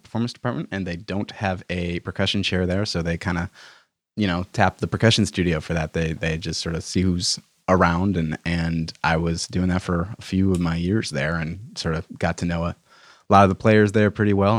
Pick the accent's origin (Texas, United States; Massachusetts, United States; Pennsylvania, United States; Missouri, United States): Massachusetts, United States; Milton; I'm from Boston, or a suburb of Boston